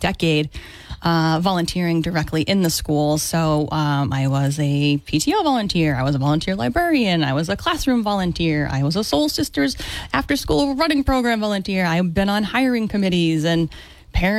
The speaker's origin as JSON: {"language": "English", "town": "Dartmouth", "region": "Massachusetts", "country": "United States", "tie": "born or raised there", "lives_now": "Fairhaven, United States", "said": "I grew up in Dartmouth."}